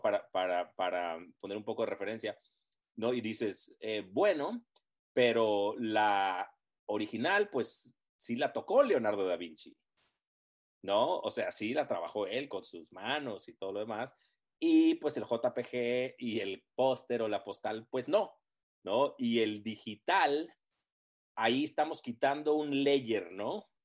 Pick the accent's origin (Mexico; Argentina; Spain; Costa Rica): Mexico; Tijuana, Baja California; moved away as an adult; also born or lived in Los Angeles; cuando yo me fui de Tijuana a, a, Los Ángeles